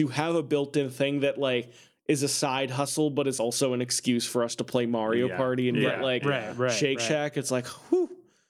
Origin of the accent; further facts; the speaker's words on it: Canada; I'm Canadian, but I'm very interested in America.